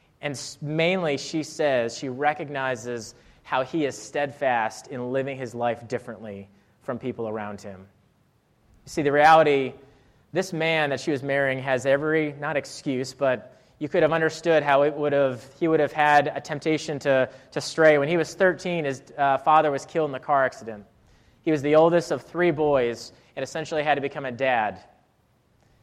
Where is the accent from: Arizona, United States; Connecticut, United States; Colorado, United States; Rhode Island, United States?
Rhode Island, United States; moved away as an adult; also born or lived in Clemson, South Carolina; I was from Rhode Island. I'd never seen camo gear